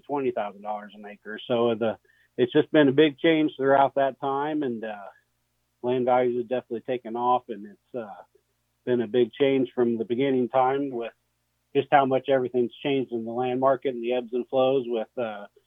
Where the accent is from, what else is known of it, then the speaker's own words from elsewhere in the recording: West Central Illinois, United States; I'm from the West Cenral, Illinois area